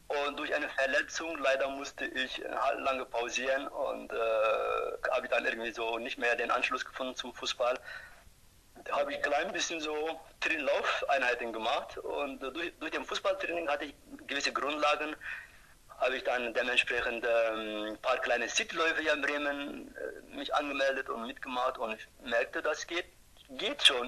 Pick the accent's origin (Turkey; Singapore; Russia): Turkey; German is a second language; moved away as an adult; now in Germany; Ich komme ursprünglich aus der Türkei